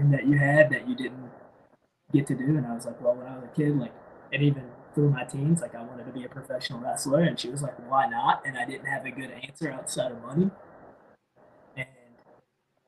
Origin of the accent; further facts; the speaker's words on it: North Carolina, United States; moved away as an adult; also born or lived in Philadelphia, Pennsylvania; now in Pennsylvania, United States; I'm from North Carolina.